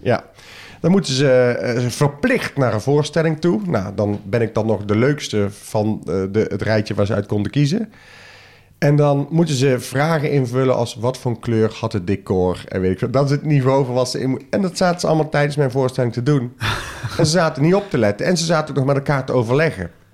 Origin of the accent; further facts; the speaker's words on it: soft G, southern Netherlands, Netherlands; accent: zachte G (soft G); Met mijn zachte G